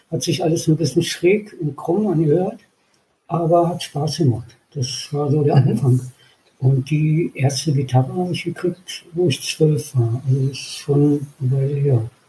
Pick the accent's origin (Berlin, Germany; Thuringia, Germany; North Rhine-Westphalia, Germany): Berlin, Germany; moved away; früher in Berlin, wo ich aufgewachsen bin